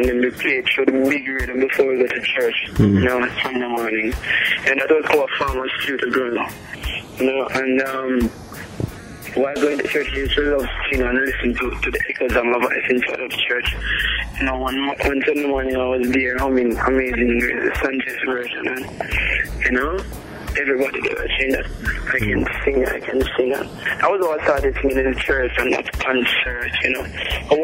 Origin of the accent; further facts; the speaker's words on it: Stepney, Saint Ann, Jamaica; I grew up in Stepney, in Jamaica